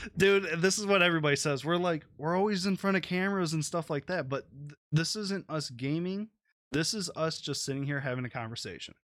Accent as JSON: {"language": "English", "town": "Detroit", "region": "Michigan", "country": "United States", "said": "I'm from Detroit."}